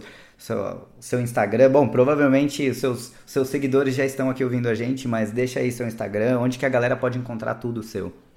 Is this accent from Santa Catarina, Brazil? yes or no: no; Ubatuba, São Paulo, Brazil; fui morar em Ubatuba